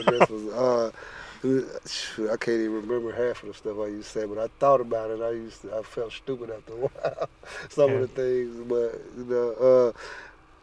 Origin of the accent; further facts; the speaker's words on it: Greenville, Mississippi, United States; now in Sumter, United States; I'm from Greenville, Mississippi, and it's in the Mississippi Delta, flatland, no hills